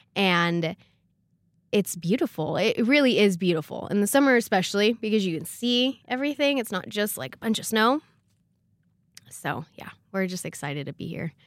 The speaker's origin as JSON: {"language": "English", "region": "California", "country": "United States", "moved": "as an adult", "lives_now": "Rexburg, United States", "said": "I come from California"}